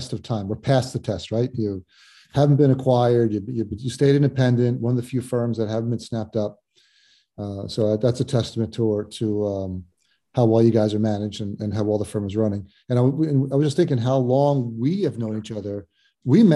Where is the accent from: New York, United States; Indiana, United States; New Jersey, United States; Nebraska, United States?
New Jersey, United States; I'm in my home state of New Jersey.